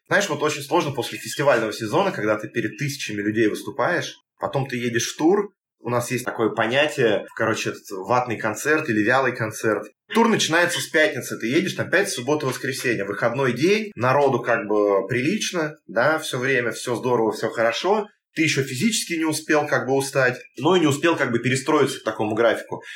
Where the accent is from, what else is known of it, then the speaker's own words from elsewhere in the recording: Moscow Oblast, Russia; мы там из Подмосковья